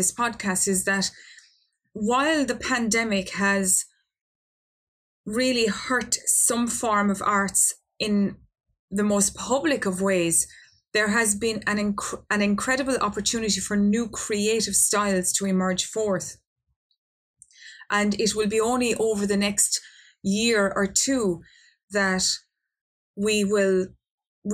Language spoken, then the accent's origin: English; Ireland; my home country of Ireland